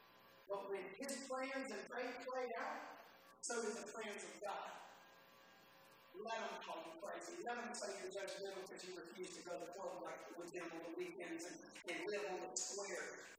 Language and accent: English; Philadelphia, Pennsylvania, United States; I said, you know, I'm a Philadelphian.